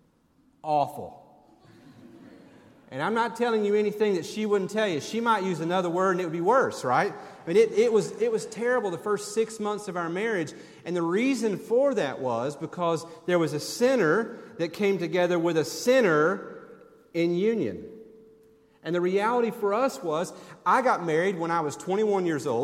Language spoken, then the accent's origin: English; Tennessee, United States; moved away; also born or lived in Birmingham, Alabama; when I grew up in Tennessee.